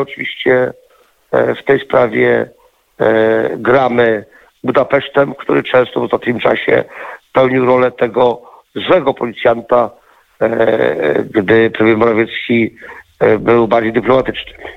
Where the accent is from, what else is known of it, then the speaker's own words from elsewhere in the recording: Poland; jako jedyny Polak